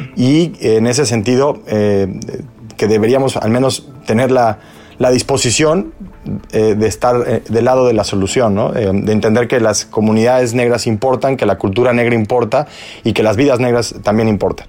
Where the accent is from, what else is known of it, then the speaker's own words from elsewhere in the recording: Mexico; now in United States; vengo de México